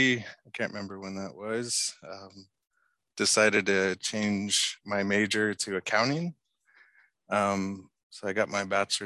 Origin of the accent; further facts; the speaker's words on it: Fairbanks, Alaska, United States; also born or lived in Galena, Alaska; I grew up in Fairbanks and Galena.